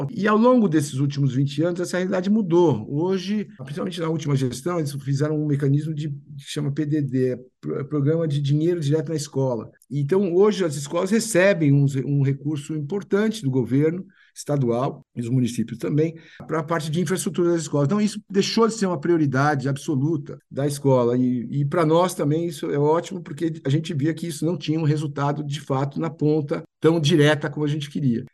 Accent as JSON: {"language": "Portuguese", "region": "São Paulo", "country": "Brazil", "tie": "born or raised there", "said": "Fiz escola americana aqui, depois fiz Universidade de São Paulo"}